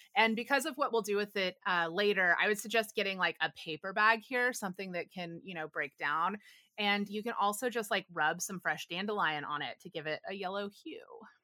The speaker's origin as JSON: {"language": "English", "region": "the South", "country": "United States", "tie": "born or raised there", "said": "I grew up in the South"}